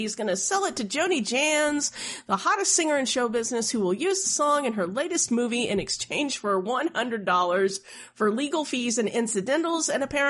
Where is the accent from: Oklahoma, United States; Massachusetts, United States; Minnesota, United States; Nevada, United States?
Oklahoma, United States; I was practically required to growing up in Oklahoma.